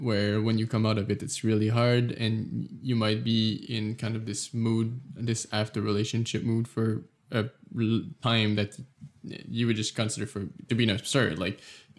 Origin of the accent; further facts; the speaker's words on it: Canada; I'm from Canada